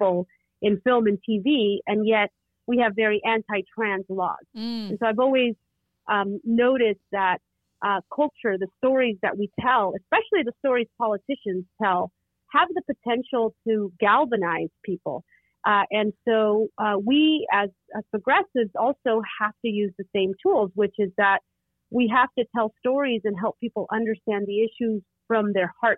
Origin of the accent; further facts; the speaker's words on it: Oakland, California, United States; I grew up in Oakland, California, home of the Black Panther